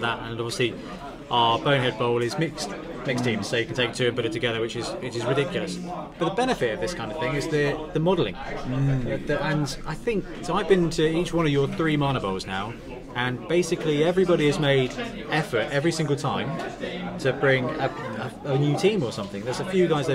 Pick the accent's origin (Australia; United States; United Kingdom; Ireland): United Kingdom; Southampton, South East England; I'm from Southampton. It's about 2.5 hours to get here